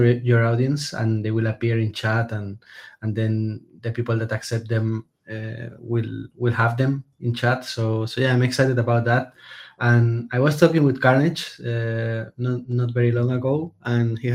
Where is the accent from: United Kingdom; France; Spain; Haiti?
Spain; I'm a developer from Spain